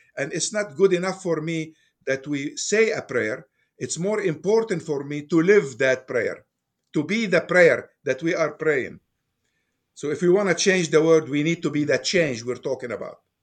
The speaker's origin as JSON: {"language": "English", "town": "Beirut", "region": "Beirut Governorate", "country": "Lebanon", "tie": "born or raised there", "moved": "as an adult", "lives_now": "Fairfax, United States", "said": "I was born in Beirut, Lebanon, and I spent my youth over there. I moved to United States in nineteen sixty-nine. So, during these years, I was growing up in Lebanon."}